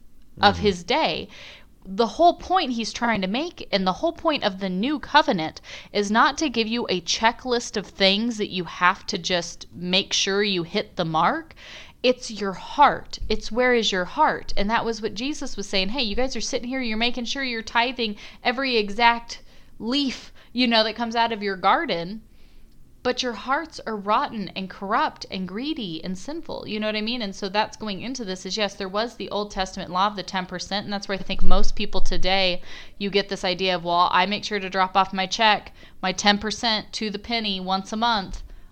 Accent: California, United States; we're from Southern California.

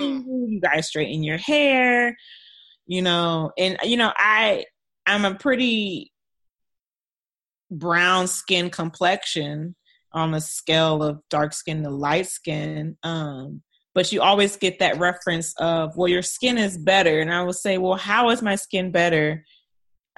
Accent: United States; I'm American

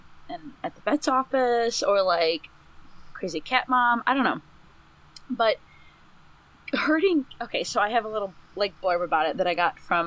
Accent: Northeast Ohio, United States; I grew up in Northeast Ohio.

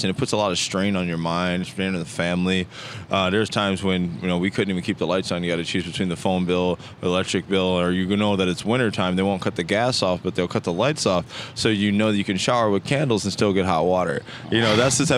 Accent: Racine, Wisconsin, United States; I actually grew up in Racine, Wisconsin

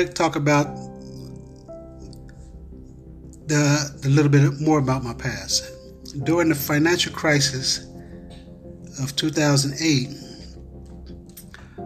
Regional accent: Cincinnati, Ohio, United States; I was brought out of the universe into a city called Cincinnati, Ohio, which is my hometown.

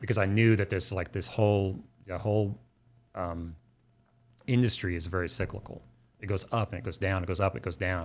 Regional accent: Oklahoma City, Oklahoma, United States; I'm from Oklahoma City and my family's from Southern Oklahoma

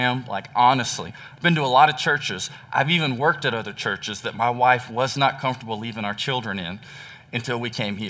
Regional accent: Texas, United States; moved away; I am from Texas

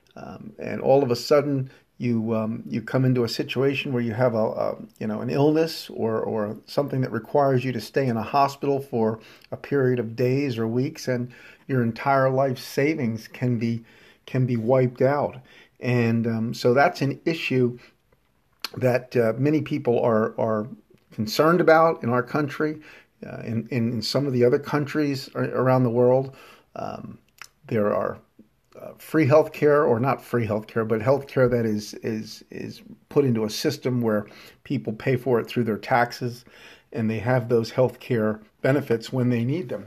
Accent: United States

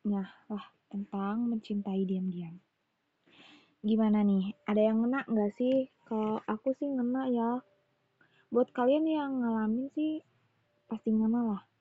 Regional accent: West Java, Indonesia; accent: Sundanese; logat bicara aku yang rada bukan rada Sunda, emang Sunda pisan gitu ya.

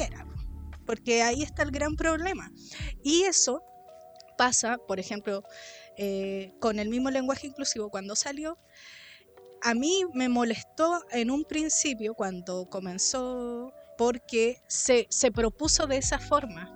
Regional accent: Chile; todas esas palabras que uno usa como chileno

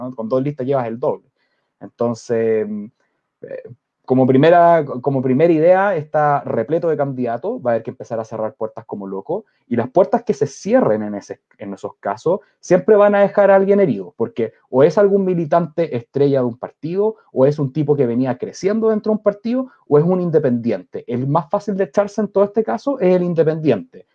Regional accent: Chile; nosotros como chilenos

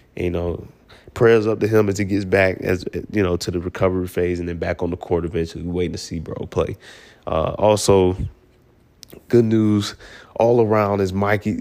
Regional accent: Atlanta, Georgia, United States; I'm from Atlanta

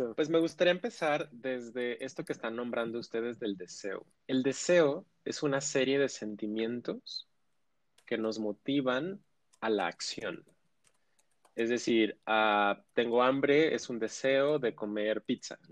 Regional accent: Ciudad Juárez, Chihuahua, Mexico; soy de Ciudad Juárez, la frontera más fabulosa y bella del mundo

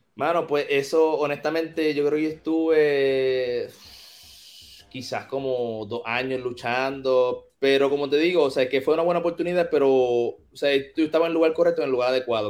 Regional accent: Caguas, Puerto Rico; also born or lived in Orlando, Florida / Mexico; yo nací en Caguas, Puerto Rico, en el Hospital Ima. Este, me crié por aquí mismo

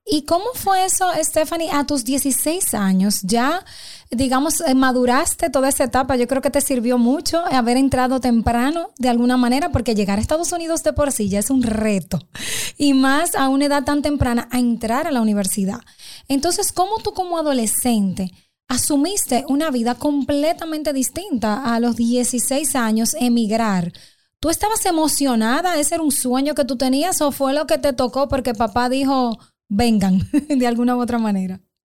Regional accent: Dominican Republic; un orgullo de nuestro país, tanto como dominicana

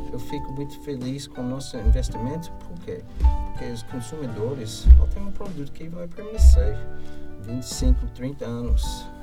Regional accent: United States; Portuguese is a second language; now in Brazil; sou americano

